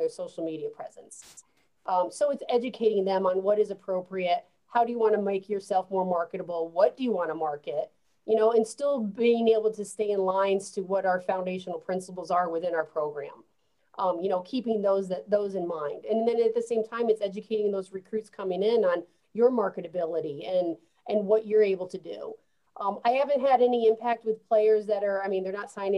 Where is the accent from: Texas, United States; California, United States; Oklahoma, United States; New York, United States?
New York, United States; New York City; now in Columbia, United States; I'm a New Yorker